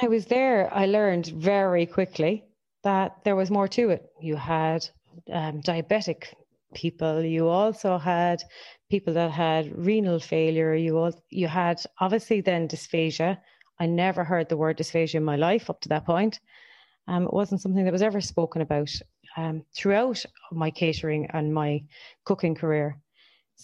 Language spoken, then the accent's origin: English; Ennis, Munster, Ireland; now in Cork, Ireland; Living in Cork for the last 15, 20 years, and I am originally from Ennis